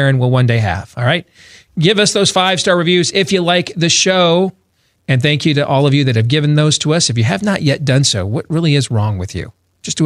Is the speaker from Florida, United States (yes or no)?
no; suburb of Grand Rapids, Michigan, United States; I grew up in a racially diverse state, although I lived in one of the lily white suburbs of that racially diverse state